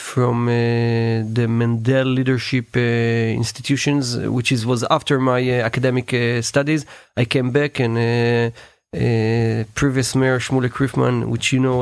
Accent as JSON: {"language": "English", "town": "Karmiel", "region": "Northern District", "country": "Israel", "moved": "as an adult", "lives_now": "Negev, Israel", "said": "Originally, I'm from Carmiel"}